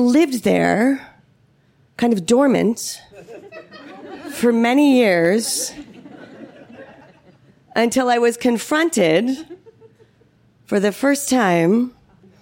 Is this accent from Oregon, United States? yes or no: no; Palo Alto, California, United States; growing up in Palo Alto, California